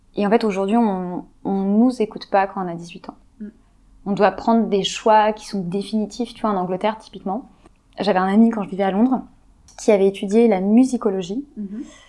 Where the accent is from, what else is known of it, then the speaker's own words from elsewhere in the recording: Paris, Île-de-France, France; also born or lived in London; j'ai grandi sur Paris